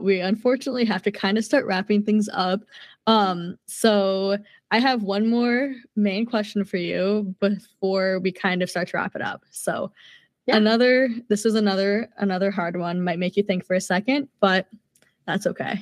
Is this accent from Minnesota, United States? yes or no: yes; Minnesota, United States; I'm from Minnesota